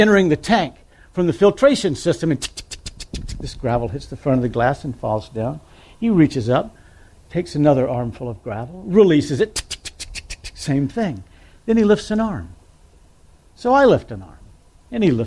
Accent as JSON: {"language": "English", "town": "Mobile", "region": "Alabama", "country": "United States", "tie": "born or raised there", "said": "I grew up in Mobile, Alabama."}